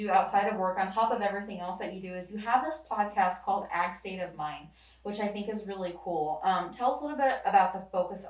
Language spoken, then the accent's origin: English; Salem, Missouri, United States; I'm from Salem, Missouri. I'm from a really, really small town as well.